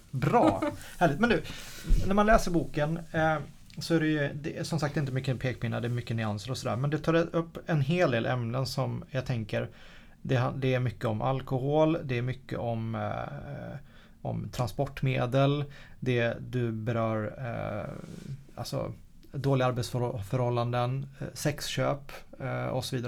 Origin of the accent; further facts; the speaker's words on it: Sweden; som svensk